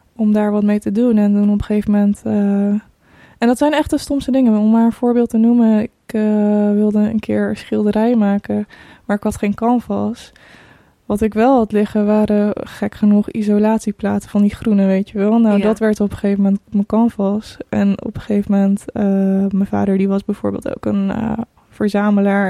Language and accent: Dutch; Breda, North Brabant, Netherlands; also born or lived in Croatia; Ik ben 29 jaar en ik kom uit Breda